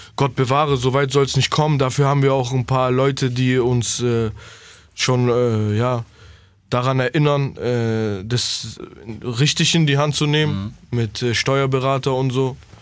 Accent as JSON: {"language": "German", "region": "Berlin", "country": "Germany", "moved": "yes", "said": "bleibt es der Ort, wo ich herkomme"}